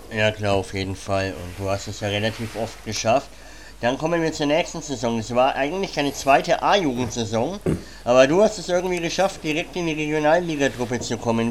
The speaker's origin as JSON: {"language": "German", "area": "Franconia", "region": "Bavaria", "country": "Germany", "said": "ich ähm, bin ja aus Franken"}